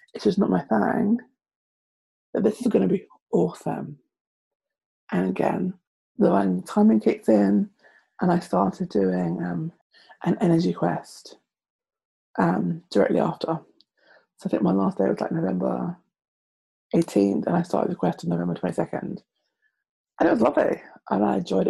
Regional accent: London, United Kingdom; I am from London.

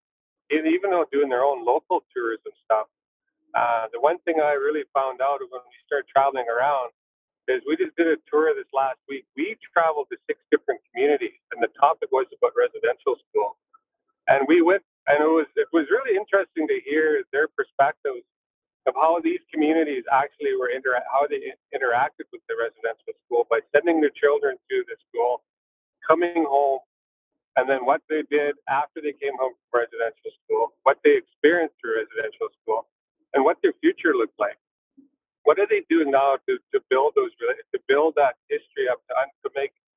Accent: Bonaparte, British Columbia, Canada; We're unique too, where I grew up in Bonaparte

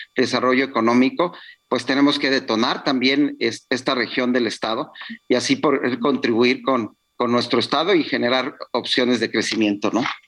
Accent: Tula region, Hidalgo, Mexico; La región de Tula, que es de donde yo soy originario

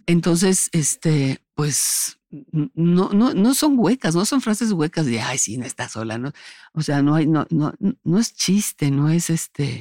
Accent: Mexico; soy mexicana, de que nací en este país

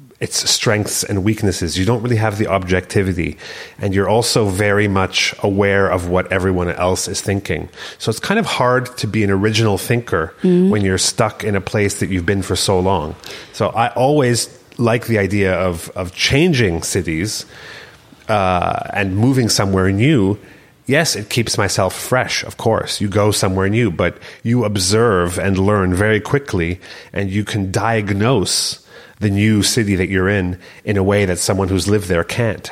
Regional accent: Canada; moved away as an adult; also born or lived in Berlin; as a Canadian, as a foreigner

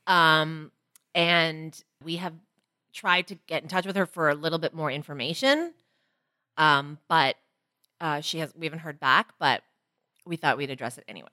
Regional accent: Toronto, Ontario, Canada; as a Chinese girl growing up in Toronto

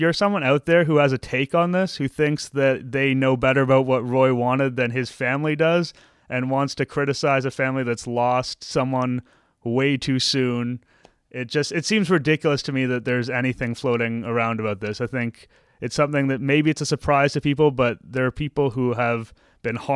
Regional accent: Toronto, Ontario, Canada; I grew up in Toronto

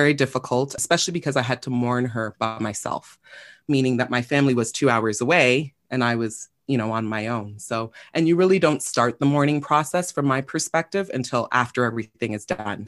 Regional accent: Toronto, Ontario, Canada; I was born and raised in Toronto, Scarborough specifically

